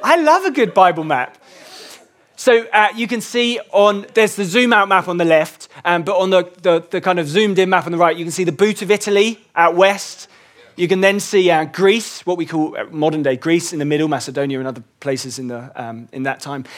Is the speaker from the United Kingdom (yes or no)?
yes; England, United Kingdom; I was born in England